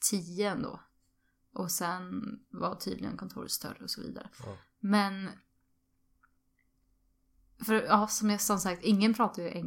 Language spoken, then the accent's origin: Swedish; Sweden; Jag är från, från eh, Sverige och, och jag står utanför.